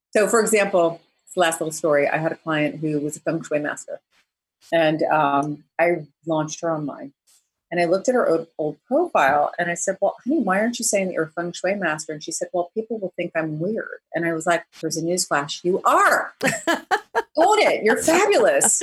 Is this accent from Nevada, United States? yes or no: no; New Jersey, United States; also born or lived in New York City; I'm really from Jersey, exit nine, suburban